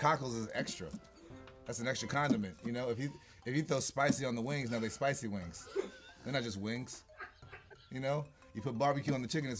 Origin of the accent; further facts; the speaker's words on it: Los Angeles, California, United States; I'm from Crenshaw.